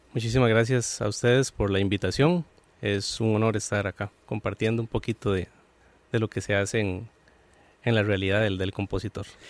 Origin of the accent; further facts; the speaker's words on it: San Joaquín de Flores, Heredia, Costa Rica; de donde yo soy, que es de San Joaquín de Flores